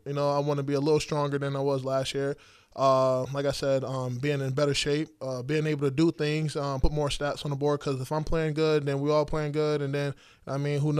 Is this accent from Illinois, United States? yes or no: no; Connecticut, United States; Oh, man, Connecticut, it's different. It's different. Some people don't understand Connecticut.